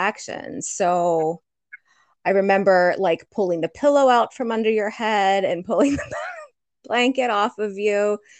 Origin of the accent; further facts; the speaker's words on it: Chambersburg, Pennsylvania, United States; moved away; also born or lived in Fayetteville, Pennsylvania; I'm from Chambersburg, Pennsylvania, originally